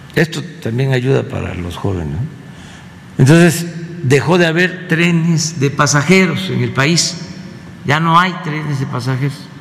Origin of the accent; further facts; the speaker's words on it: Tabasco, Mexico; yo soy de Tabasco